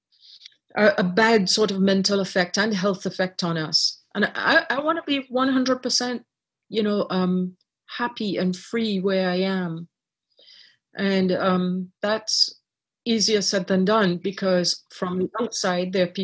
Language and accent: English; Trinidad & Tobago; also born or lived in Ireland; now in Canada; I was born in Ireland. I grew up in Trinidad.